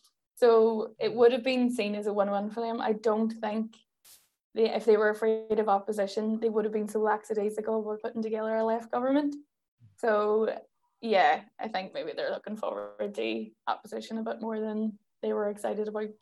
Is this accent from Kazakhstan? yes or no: no; Derry, Northern Ireland, United Kingdom; I mean, I'm from Derry, which is typically and historically has always been a really nationalist area.